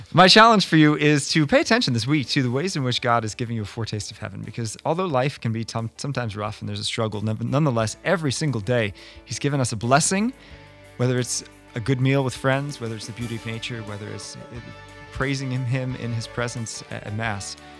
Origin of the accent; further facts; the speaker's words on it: United States; we as Americans